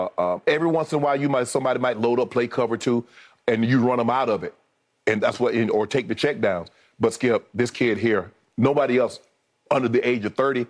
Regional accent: South Georgia, United States; That was my favorite player growing up in South Georgia, Larry Joe Bird.

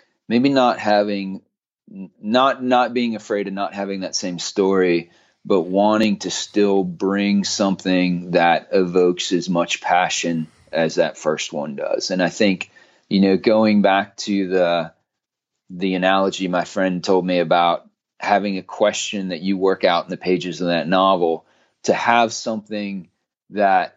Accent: West Chester, Ohio, United States; moved away; my hometown in Westchester, Ohio, or what was my hometown where I grew up

